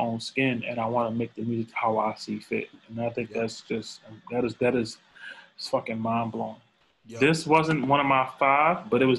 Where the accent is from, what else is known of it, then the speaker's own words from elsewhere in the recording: the South, United States; Like, I'm a nigga, yeah, we're from the South.